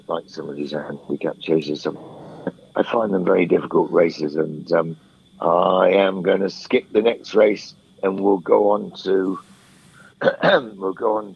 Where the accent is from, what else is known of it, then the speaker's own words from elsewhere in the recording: Wincanton, South West England, United Kingdom; I was born new in Canton